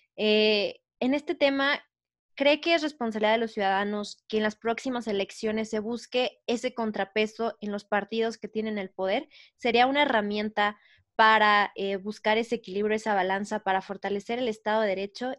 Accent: Mexico; todos como mexicanos

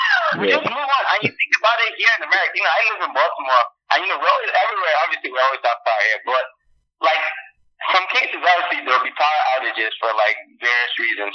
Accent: Lagos, Nigeria; I grew up in Festac town

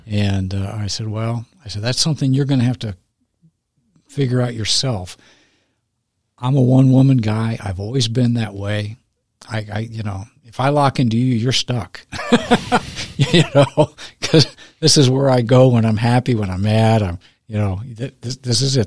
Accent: San Diego, California, United States; moved away; I'm from San Diego initially.

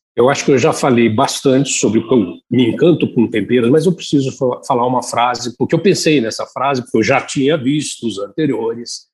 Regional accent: Tupã, São Paulo, Brazil; Eu saía de Tupã, onde nasci, lá no interior de São Paulo, ia para São Paulo

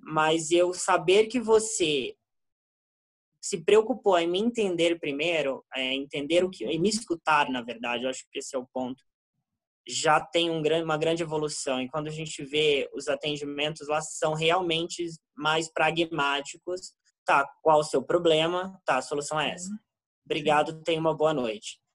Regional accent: Brazil; Nós, como brasileiros

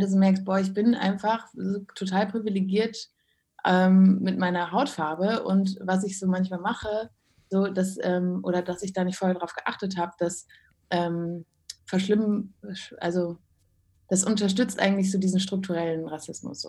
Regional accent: Krefeld, North Rhine-Westphalia, Germany; Ich ja, komme ja daher vom Niederrhein. Aber, Echt? Ja. Ähm, ich bin in Krefeld zur Schule gegangen.

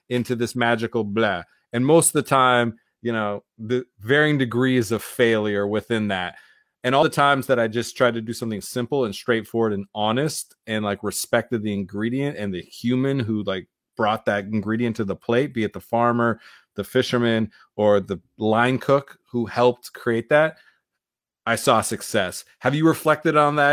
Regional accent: Iowa, United States; we came from Iowa

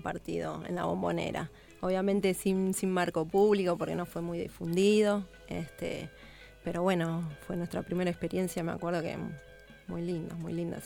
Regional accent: Buenos Aires, Argentina; yo soy de Lugano

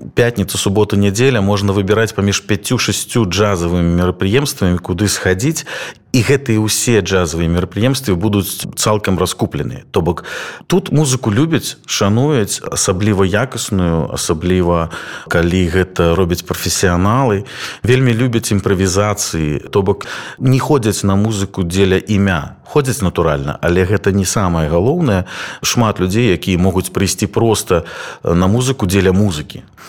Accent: Belarus; moved away; мы беларусы

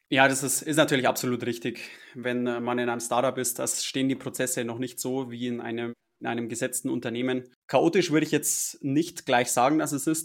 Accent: Munich, Bavaria, Germany; Ich bin aus München

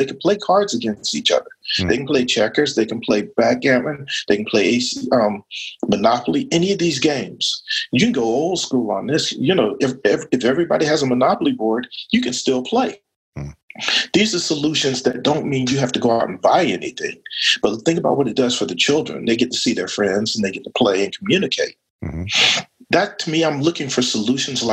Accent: United States; I was born black in America.

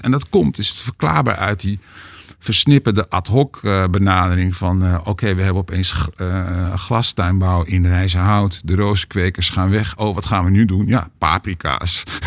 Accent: Hoofddorp, North Holland, Netherlands; waar ik ben opgegroeid

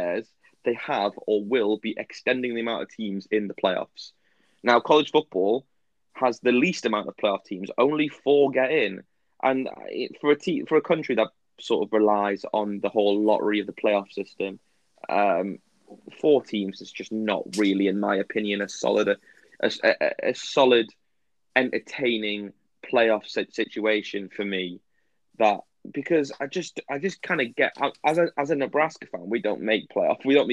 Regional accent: England, United Kingdom; English fans of, like, Premier League and football

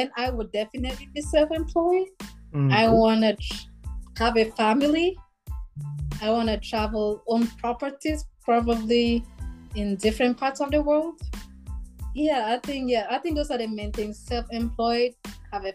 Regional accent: Cameroon; first language Lamnso; moved away as an adult; now in United States; I grew up in the Cameroon is bilingual, but I grew up in the English speaking, so I only know English.

